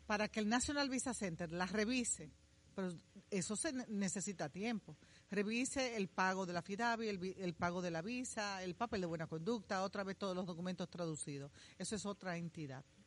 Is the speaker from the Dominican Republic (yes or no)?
yes; Dominican Republic; los dominicanos siempre hemos tenido una larga historia